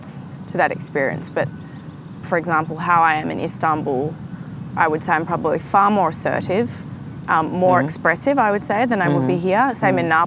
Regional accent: Australia; also born or lived in Turkey; Even for me as an Australian coming back to Australia

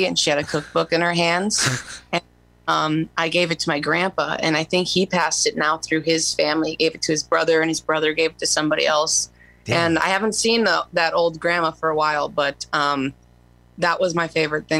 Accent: Waterloo, Iowa, United States; moved away; I'm from Waterloo Cedar Falls area.

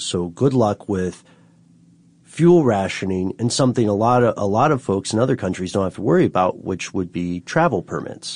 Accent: Tennessee, United States; accent: Tennessee; my Tennessee accent

